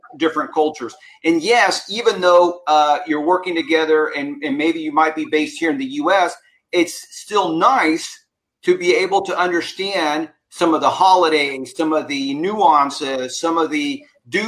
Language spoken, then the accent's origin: English; United States; my experience here growing up in America